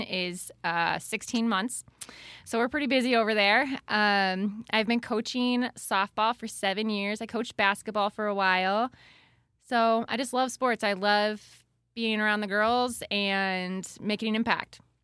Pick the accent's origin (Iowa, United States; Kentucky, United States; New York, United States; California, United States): Iowa, United States; Wellsburg; moved away as an adult; also born or lived in Waterloo, Iowa; now in Dike, United States; I am originally from Wellsburg